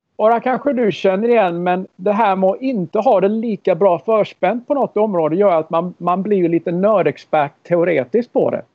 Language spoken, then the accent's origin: Swedish; Karlskrona, Blekinge, Sweden; moved away as an adult; also born or lived in Minneapolis / Nashville; när jag växte upp i Karlskrona.